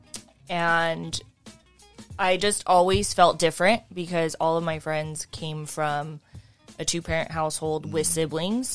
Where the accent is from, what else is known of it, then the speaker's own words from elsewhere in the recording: Whittier, California, United States; South Whittier. Born and raised